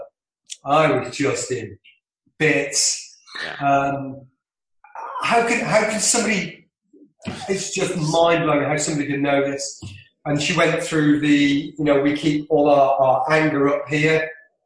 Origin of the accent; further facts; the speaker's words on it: Isle of Man; I'm from the Isle of Man